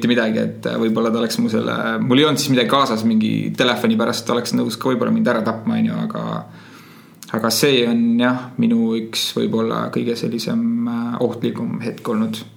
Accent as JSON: {"language": "Estonian", "country": "Estonia", "said": "et ma võin öelda küll, et oh, ma olen Euroopast, ma ei ole usakas, aga noh, nendeks ei ole vahet, on ju. et kui ma nüüd Estonia, siis nad mõtlevad, et Estonia on mingi, mingi osa Põhja-Ameerikast"}